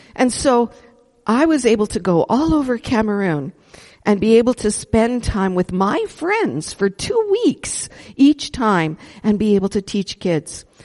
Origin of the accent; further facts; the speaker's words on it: Edmonton, Alberta, Canada; moved away as an adult; I was born in Edmonton, born and raised